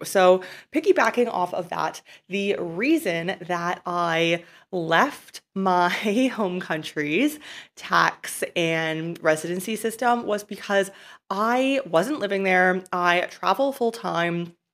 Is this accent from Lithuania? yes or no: no; Canada; moved away as an adult; I was a resident and a tax resident of my home country of Canada.